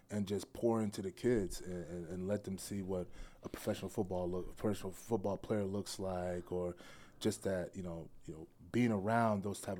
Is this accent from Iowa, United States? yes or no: no; Worcester, Massachusetts, United States; born there; Okay. Uh, I was born in Massachusetts.